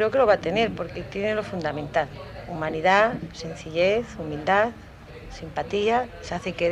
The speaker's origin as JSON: {"language": "Spanish", "country": "Spain", "said": "Un poquito de vino, dos cafés solos y un poquito de chichón dulce, como buen español."}